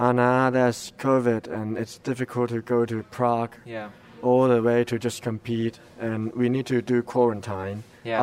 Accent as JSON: {"language": "English", "country": "Hong Kong", "said": "I'm from Hong Kong."}